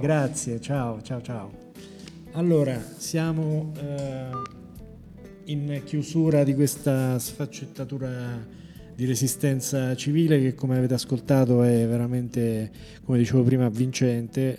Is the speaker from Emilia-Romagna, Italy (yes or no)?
no; Norcia, Umbria, Italy; now in Rome, Italy; io sono umbro, però vengo da Norcia